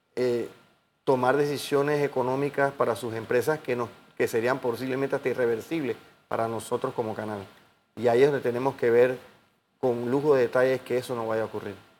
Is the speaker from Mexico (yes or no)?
no; Panama